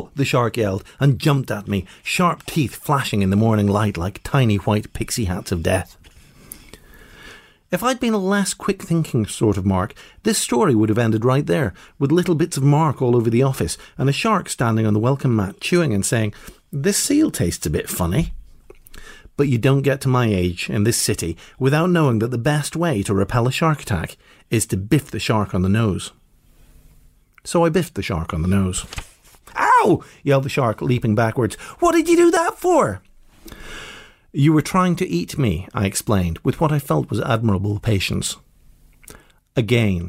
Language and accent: English; Northern Ireland, United Kingdom; growing up in Northern Ireland